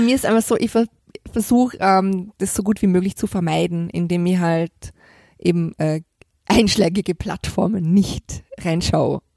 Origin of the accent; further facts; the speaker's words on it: Vorarlberg, Austria; moved away; ich komme aus Vorarlberg, mein Opa war beim Alpenverein, wir sind als Kinder immer viel wandern gegangen